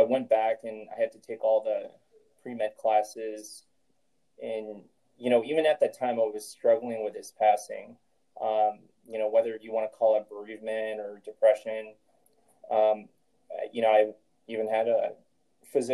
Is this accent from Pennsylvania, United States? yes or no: no; Chicago, Illinois, United States; moved away as an adult; also born or lived in New York / Osaka, Japan / Madrid, Spain; now in Los Angeles, United States; I was born and raised in Chicago, Illinois.